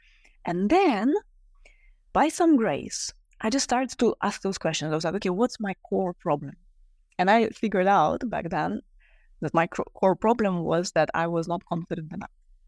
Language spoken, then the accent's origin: English; Russia; moved away; I grew up in Russia